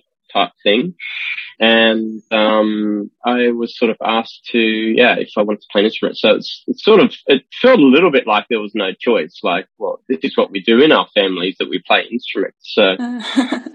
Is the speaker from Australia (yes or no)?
yes; Australia; moved away as an adult; now in Amsterdam, Netherlands; I'm Australian. I've been living in the Netherlands since 2009